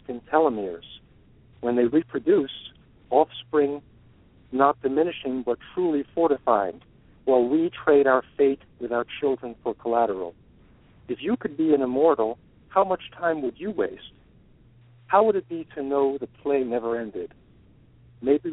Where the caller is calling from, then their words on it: Brookline, Massachusetts, United States; I'm calling from Brookline, Massachusetts, just near Boston.